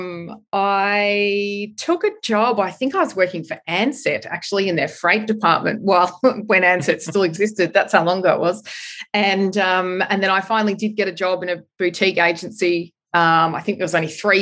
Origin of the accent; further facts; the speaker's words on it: Australia; moved away as an adult; also born or lived in London; find a job as an Australian